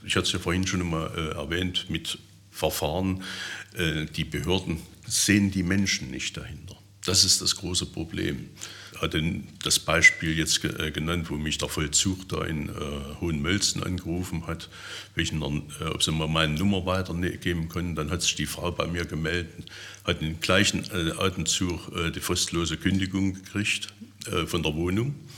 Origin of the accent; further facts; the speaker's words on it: Erfurt, Thuringia, Germany; moved away as an adult; also born or lived in Saxony-Anhalt / Milzau; now in Teuchern, Germany; bin ich dann von Thüringen dann hierher gezogen vom Gedanken her bin ich immer, eine, immer, immer Thüringer. Es wird auch so bleiben. Ich werde immer eine Erfurter Puffbohne bleiben